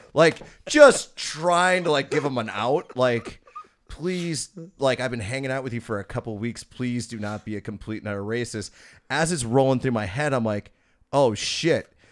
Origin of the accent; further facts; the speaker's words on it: Oak Creek, Wisconsin, United States; growing up in Oak Creek, we had a T V production studio